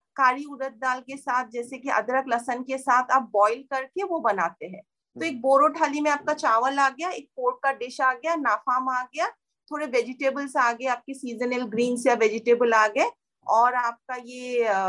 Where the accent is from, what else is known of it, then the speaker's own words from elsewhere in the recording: Tezpur, Assam, India; moved away; तेजपुर जब मैं पैदा हुई थी एटीज में काफी छोटा सा शहर टाउन था